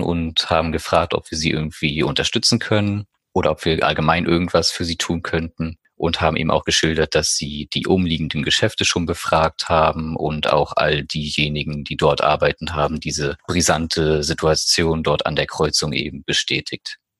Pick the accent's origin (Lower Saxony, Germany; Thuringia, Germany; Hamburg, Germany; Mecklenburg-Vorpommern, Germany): Mecklenburg-Vorpommern, Germany; Greifswald; 18 Jahre alt, komme aus Greifswald und bin Mitglied im ersten Kinder- und Jugendbeirat hier bei uns in der Stadt